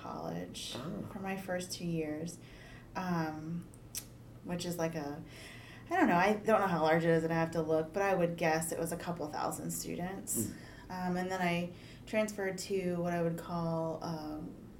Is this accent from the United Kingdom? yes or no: no; Midwest, United States; I'm from the Midwest